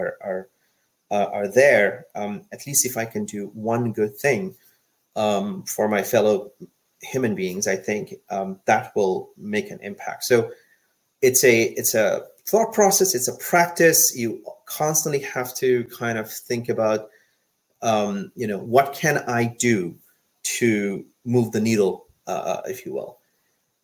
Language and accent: English; Bangladesh; now in United States; I was born in Bangladesh. I come from a developing country. I have seen firsthand what poverty and hunger looks like.